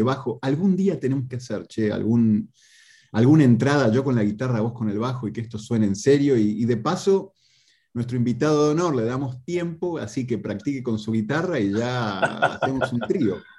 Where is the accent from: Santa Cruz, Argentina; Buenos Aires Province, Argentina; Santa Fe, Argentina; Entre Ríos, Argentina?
Buenos Aires Province, Argentina; Tigre; moved away as an adult; yo soy de Tigre, que queda a cinco minutos de San Fernando